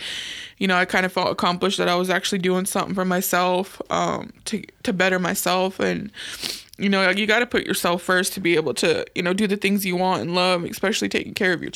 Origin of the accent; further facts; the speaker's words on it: Kansas, United States; moved away as an adult; now in Omaha, United States; I'm from Kansas